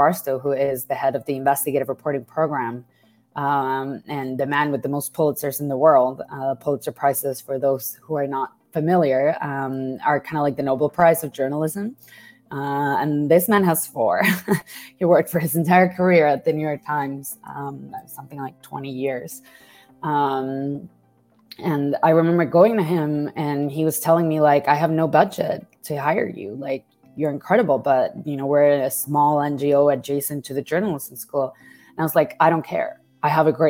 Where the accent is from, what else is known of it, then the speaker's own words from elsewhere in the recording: Mexico; moved away; I grew up as a Mexican woman